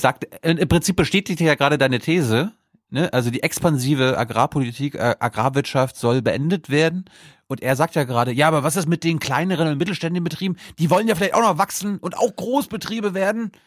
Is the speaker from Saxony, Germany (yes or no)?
no; Mecklenburg-Vorpommern, Germany; ich kenne meine Heimat gar nicht ohne Till Backhaus